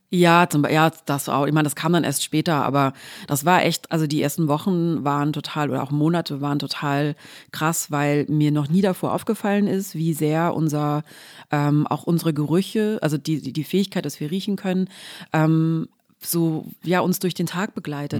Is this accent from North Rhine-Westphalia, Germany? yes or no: no; Swabia, Baden-Württemberg, Germany; ich komme aus dem Schwabenländle